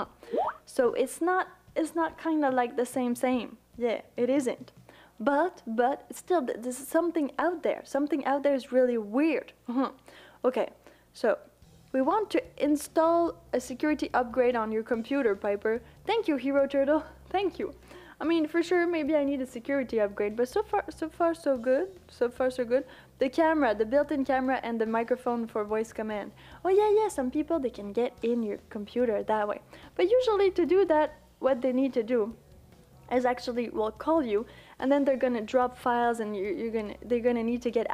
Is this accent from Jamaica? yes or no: no; Quebec, Canada; accent: Quebecois, Canadian, French; English is a second language; I'm from Canada, but you know, from the French part